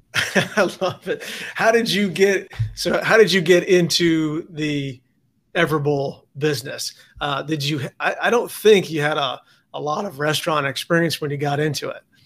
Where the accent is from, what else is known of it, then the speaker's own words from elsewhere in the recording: San Diego, California, United States; also born or lived in Charlotte, North Carolina; I'm from San Diego